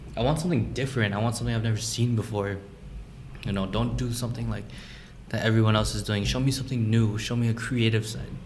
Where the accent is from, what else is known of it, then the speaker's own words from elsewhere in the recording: Minnesota, United States; growing up in Minnesota or in the United States